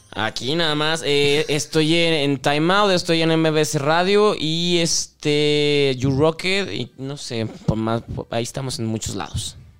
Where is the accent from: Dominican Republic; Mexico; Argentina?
Mexico; Guadalajara, Jalisco; moved away as an adult; now in Mexico City, Mexico; tapatío. Tengo 11 años viviendo en esta ciudad